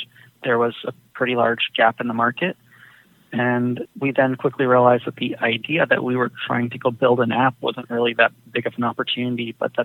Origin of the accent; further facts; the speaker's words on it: Silicon Valley, California, United States; I grew up in the Silicon Valley